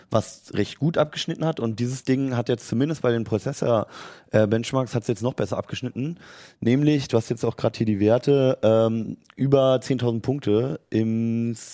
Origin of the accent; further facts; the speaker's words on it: Berlin, Germany; also ich bin in Berlin aufgewachsen, da gibt es noch im Ostteil, gibt es an manchen so Häuserwänden so, so Arbeiterbilder